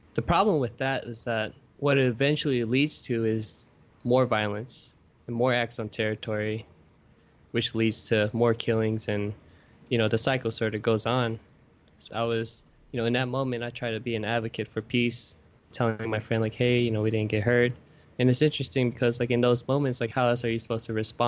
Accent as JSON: {"language": "English", "town": "Oakland", "region": "California", "country": "United States", "tie": "born or raised there", "moved": "yes", "lives_now": "New York City, United States", "said": "growing up in Oakland"}